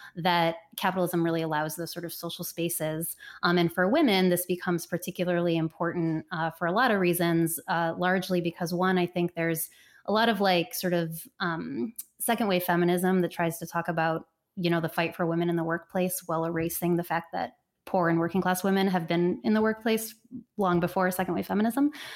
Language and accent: English; Cleveland, Ohio, United States; moved away as an adult; my life growing up in Cleveland, Ohio